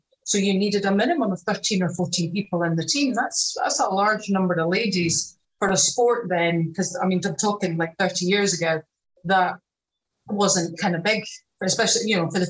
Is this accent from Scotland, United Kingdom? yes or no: yes; Dunfermline, Scotland, United Kingdom; also born or lived in Bath; 3 and a half. I was born in Bath, so I was there till I was 3 and a half, and then I've lived up in Dunfermline ever since.